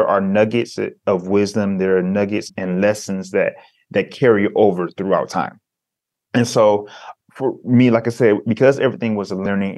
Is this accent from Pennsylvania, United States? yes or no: no; Detroit, Michigan, United States; growing up in Detroit as a African-American male